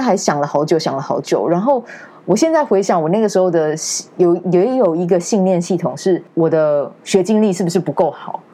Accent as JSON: {"language": "Chinese", "town": "Kaohsiung", "country": "Taiwan", "moved": "as an adult", "lives_now": "Taipei, Taiwan", "said": "我不是台北人，嗯。对，我高雄人，然后那个时候上来的时候就在饭店业工作这样"}